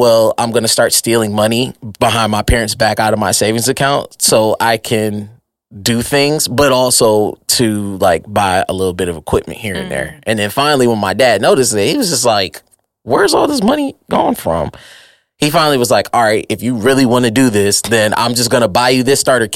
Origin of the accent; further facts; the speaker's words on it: Detroit, Michigan, United States; also born or lived in Southfield, Michigan; Born and raised in Detroit on the east side